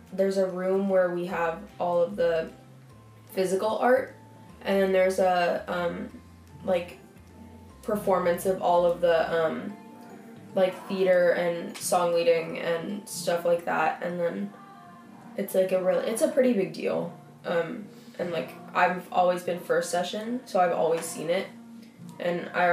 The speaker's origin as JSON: {"language": "English", "town": "San Mateo", "region": "California", "country": "United States", "said": "I'm from San Mateo, California"}